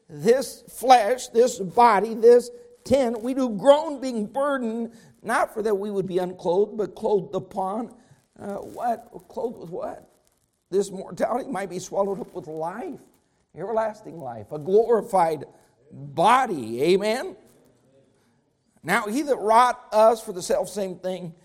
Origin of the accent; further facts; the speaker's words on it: Colorado, United States; I grew up in Colorado